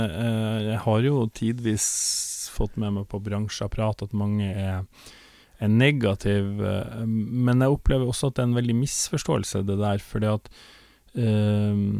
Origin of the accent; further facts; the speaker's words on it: Northern Norway, Norway; now in Oslo, Norway; jeg kom jo da altså fra Nord-Norge, hadde en far som var sjarkfisker, hadde egen båt